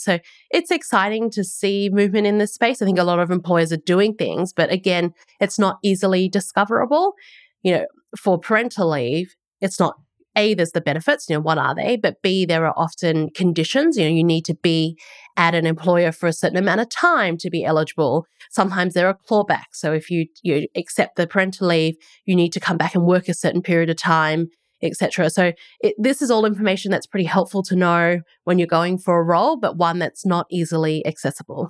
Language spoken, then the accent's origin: English; Australia; moved away as an adult; also born or lived in United States; now in New Zealand; I'm an Aussie, um, and that's where I grew up